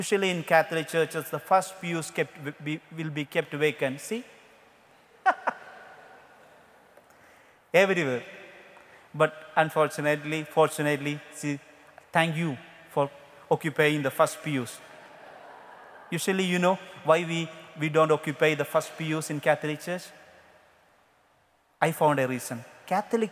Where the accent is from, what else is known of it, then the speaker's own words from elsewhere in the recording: India; English is a second language; I am from India.